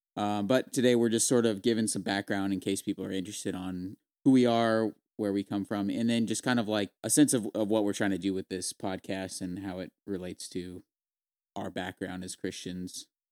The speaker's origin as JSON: {"language": "English", "town": "Visalia", "region": "California", "country": "United States", "also_born_or_lived": "San Luis Obispo, California", "moved": "as an adult", "lives_now": "South Carolina, United States", "said": "we're originally from Visalia, California. Uh, we now live in, uh, South Carolina"}